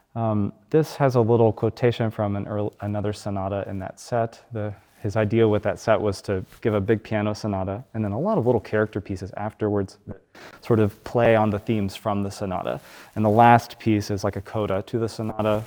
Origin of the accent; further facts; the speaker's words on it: Alabama, United States; where I grew up in Alabama